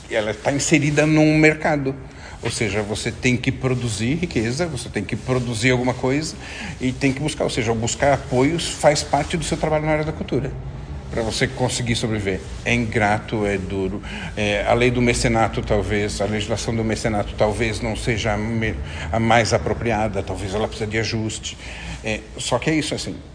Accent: Portugal; quando chega e fala, ah, eu sou de Portugal e, e ouvi, ah, conheço o viriato

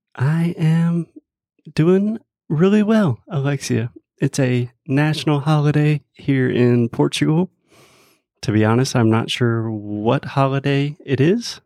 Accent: United States; first language English; me as a native English speaker from the United States

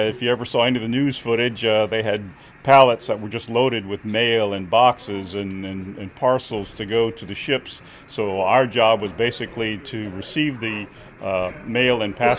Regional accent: South Louisiana, United States; moved away as an adult; I grew up in South Louisiana in Cajun country.

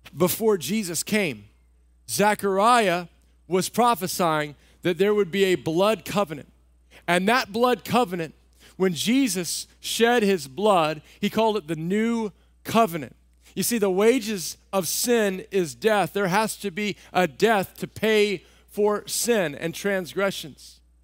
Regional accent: Texas, United States; moved away; I grew up in Texas

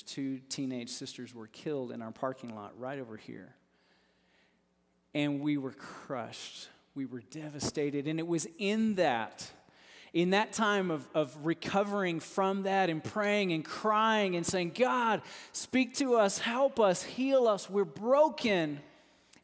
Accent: Texas, United States; I grew up in Texas. And so I know we've got some Texans in here, and us Texans

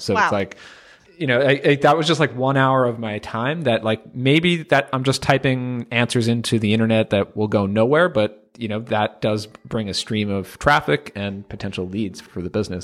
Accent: United States; being from the U.S. here

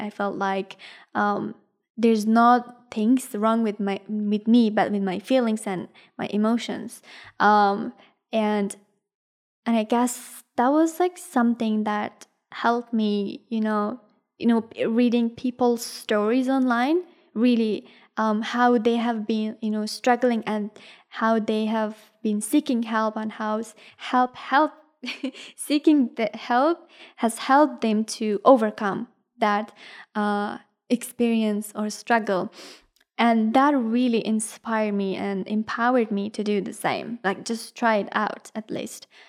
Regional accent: Ghazni, Afghanistan; English is a second language; also born or lived in India; now in Australia; I am originally from, um, Ghazni, which is a province in Afghanistan

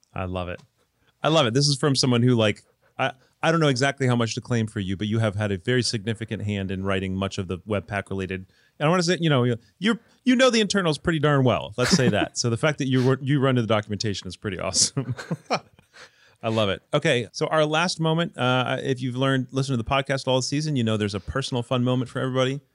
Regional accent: Michigan, United States; also born or lived in the Southern US; now in Southern United States; I live in the South, but I'm not from the South, I'm from Michigan.

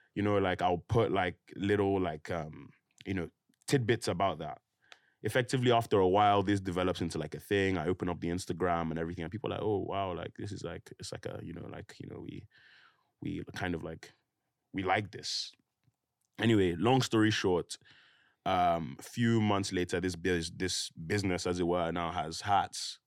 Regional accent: Nigeria; moved away; also born or lived in United Kingdom; I grew up there

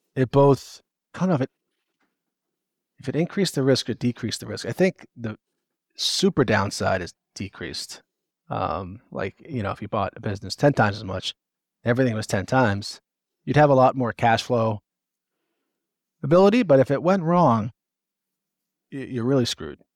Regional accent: Northeast, United States; I'm from the Northeast

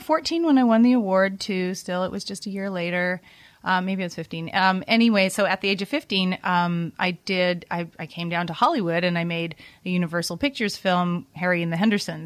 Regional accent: Vancouver, British Columbia, Canada; I was growing up in Vancouver, Canada

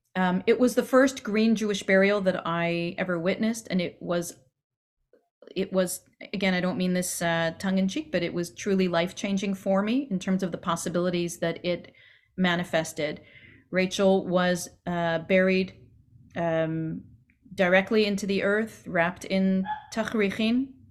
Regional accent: Quebec, Canada; accent: Canadian; moved away; I am Canadian, in case you didn't catch it in some of my pronunciation

